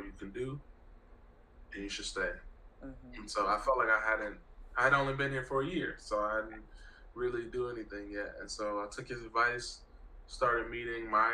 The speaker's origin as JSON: {"language": "English", "town": "Milwaukee", "region": "Wisconsin", "country": "United States", "moved": "as an adult", "lives_now": "Los Angeles, United States", "said": "I'm from the Midwest. Specifically, I'm from Milwaukee, Wisconsin."}